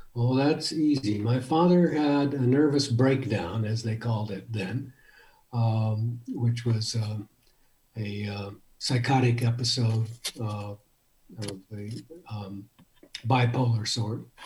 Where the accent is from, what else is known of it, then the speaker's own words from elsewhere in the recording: El Paso, Texas, United States; also born or lived in Michigan; now in Tucson, United States; I grew up in El Paso, Texas